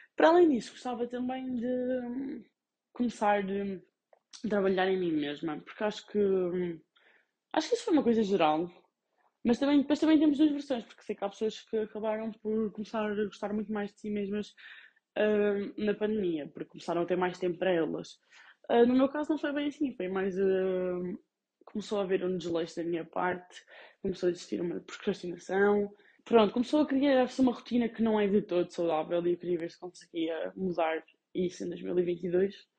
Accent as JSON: {"language": "Portuguese", "town": "Covilhã", "region": "Centro", "country": "Portugal", "also_born_or_lived": "Guimarães", "said": "Eu sou do Covilhã"}